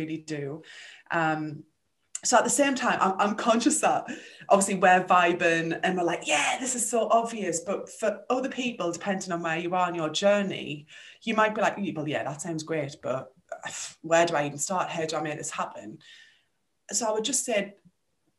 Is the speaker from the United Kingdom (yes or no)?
yes; Sunderland, North East England, United Kingdom; moved away as an adult; also born or lived in West Midlands; We're both from Sunderland in the northeast of England